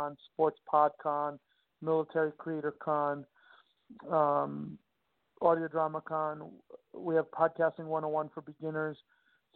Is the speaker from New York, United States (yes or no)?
yes; Long Island, Nassau County, New York, United States; I grew up in Long Island, New York, Nassau County to be exact